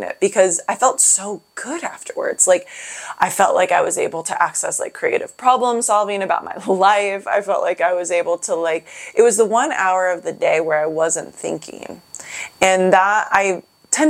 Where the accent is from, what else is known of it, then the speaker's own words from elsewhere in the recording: Seattle, Washington, United States; I'm from Seattle